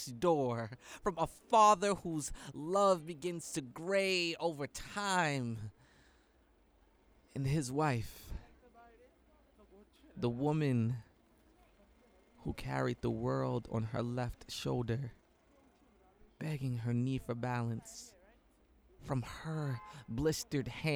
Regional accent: New York City, New York, United States; I come from St. James and Fulton, C train Clinton Washington stop

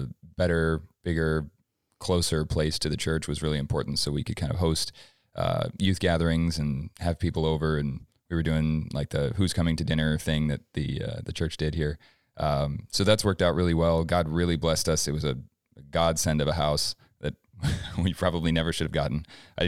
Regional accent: Flagstaff, Arizona, United States; So I'm 31. I grew up in Flagstaff, about 200 miles north of here, if you're not from here, but raised in a Christian home.

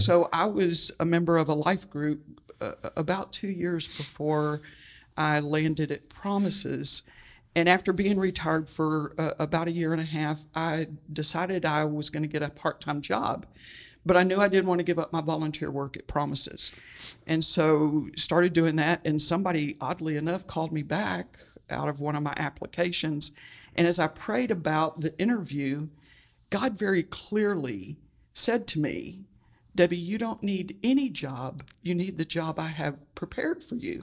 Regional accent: Houston, Texas, United States; I, uh, was born and raised in Houston, Texas

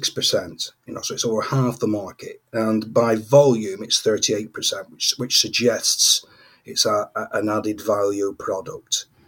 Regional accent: United Kingdom; Yes, being British, it's easy to assume that the whole world enjoys, you know, a nice cup of tea.

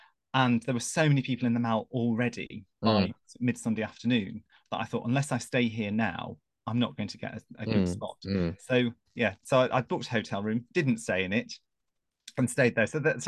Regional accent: England, United Kingdom; And she said, "God, I love your accent. It's so English." And I thought, "But I am English.

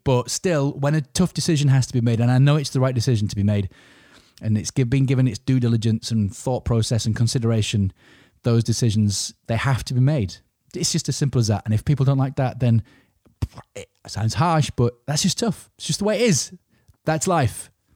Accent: Yorkshire and the Humber, United Kingdom; I'm a Yorkshireman

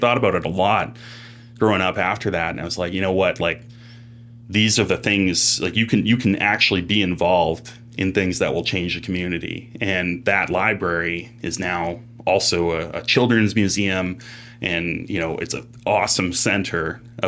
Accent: Los Angeles, California, United States; growing up in Los Angeles for a lot of my life, there was not a ton of snow to work with.

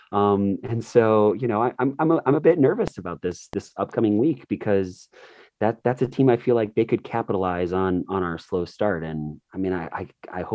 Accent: United States; I'm an American

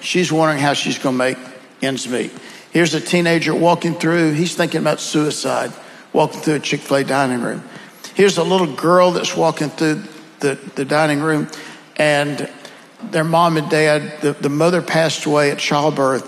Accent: the South, United States; accent: Southern; with my Southern accent

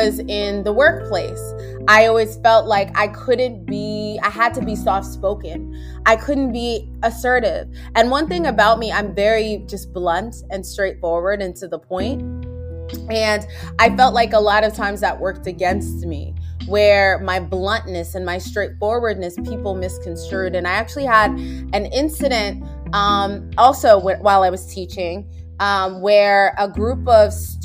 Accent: United States; also born or lived in Minnesota / Virginia Beach, Virginia; I grew up in America.

